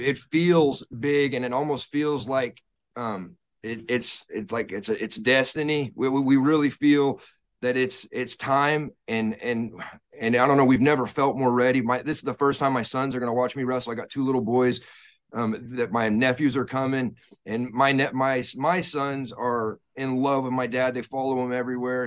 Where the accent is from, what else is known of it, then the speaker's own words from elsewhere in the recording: Texas, United States; we grew up in Texas